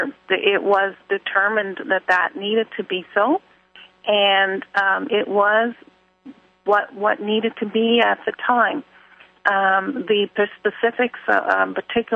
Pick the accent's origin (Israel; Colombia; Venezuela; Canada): Canada; Dartmouth, Nova Scotia; This is the place of my birth here in Nova Scotia. I'm actually from Dartmouth, Nova Scotia